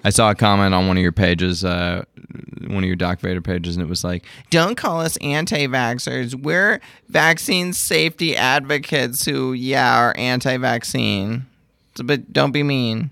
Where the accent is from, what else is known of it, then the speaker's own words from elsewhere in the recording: United States; I'm American